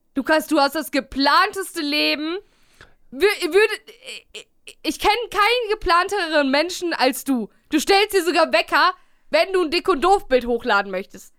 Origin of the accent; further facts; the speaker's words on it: Bielefeld, North Rhine-Westphalia, Germany; now in Cologne, Germany; hier bei uns in Bielefeld